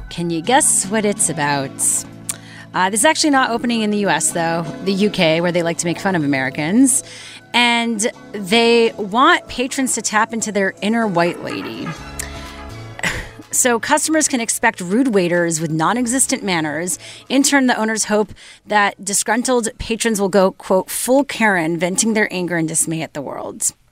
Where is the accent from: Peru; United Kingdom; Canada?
Canada; I try to distance myself because I'm Canadian, as if that helps.